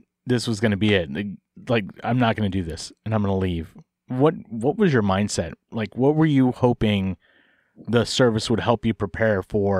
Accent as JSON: {"language": "English", "area": "Bay Area", "region": "California", "country": "United States", "tie": "born or raised there", "also_born_or_lived": "Tennessee", "moved": "as an adult", "said": "I grew up in the Bay Area, but I ended up going to Tennessee for a year to go work for a moving company."}